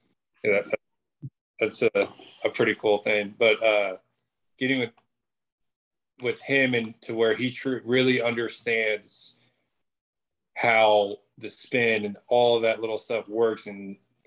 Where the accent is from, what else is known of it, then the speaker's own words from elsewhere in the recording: Roseville, California, United States; moved away as an adult; also born or lived in Eugene, Oregon; I grew up in Roseville, California, which is just north Sacramento